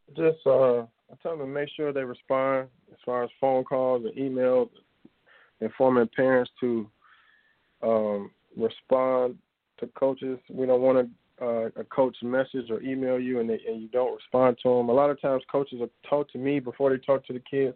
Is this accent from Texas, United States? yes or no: no; Chicago, Illinois, United States; I grew up in our Auburn Gresham neighborhood, and then we moved out. We moved out to the west suburbs. So I uh, lived in Chicago until about uh, seventh grade